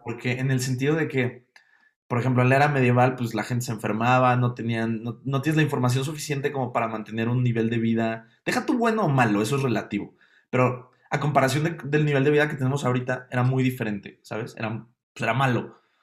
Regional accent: Mexico City, Mexico; siendo un capitalino

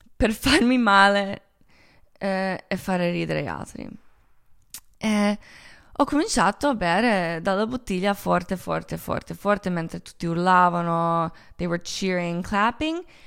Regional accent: Croatia; Italian is a second language; moved away; also born or lived in Milan / Los Angeles; Io sono croata

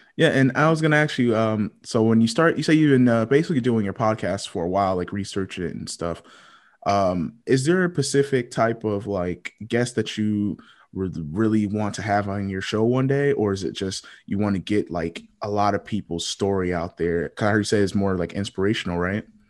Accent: Connecticut, United States; now in Fayetteville, United States; I was born in Connecticut

